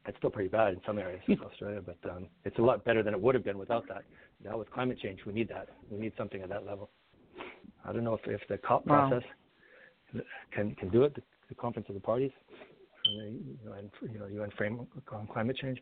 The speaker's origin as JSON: {"language": "English", "town": "Old Crow", "region": "Yukon", "country": "Canada", "tie": "born or raised there", "said": "Old Crow, where I grew up in Yukon"}